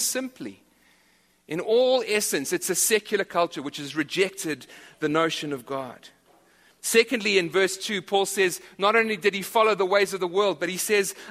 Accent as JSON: {"language": "English", "country": "South Africa", "moved": "yes", "said": "I'm from South Africa, as are a few others in this church."}